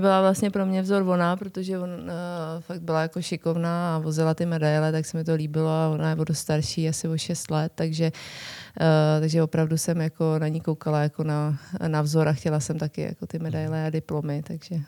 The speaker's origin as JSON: {"language": "Czech", "town": "Liberec", "region": "Liberec Region", "country": "Czechia", "also_born_or_lived": "Jablonec nad Nisou", "said": "já jsem teda původně z Liberce"}